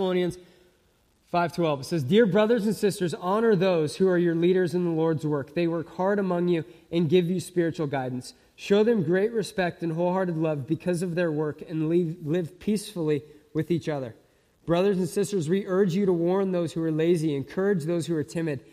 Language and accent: English; Simi Valley, California, United States; I grew up in Southern California. I grew up in a suburb called Simi Valley, northwest of LA.